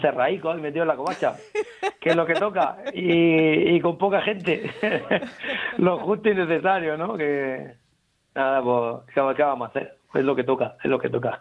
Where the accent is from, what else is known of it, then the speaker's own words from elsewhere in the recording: Murcia, Region of Murcia, Spain; accent: panocho; en la lengua de mi tierra, aquí, en de mi barraca, en el bando de la huerta